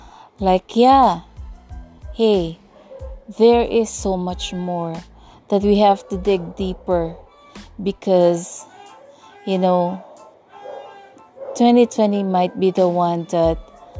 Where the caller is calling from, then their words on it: Tagkawayan, Calabarzon, Philippines; once again, and I'm podcasting from the Philippines. Yeah, particularly from this very small town called Tagkawayan here in southern Quezon, and yep, it's almost in Bicol region.